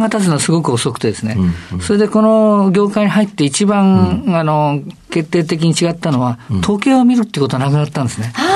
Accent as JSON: {"language": "Japanese", "region": "Tokyo", "country": "Japan", "tie": "born or raised there", "said": "渋谷区神宮前、えー、最寄り駅原宿駅です。"}